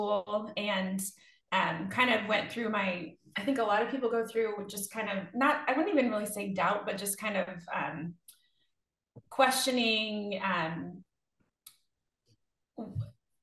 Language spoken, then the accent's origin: English; Northern California, United States; moved away as an adult; I was born in Northern California and lived there until I went to college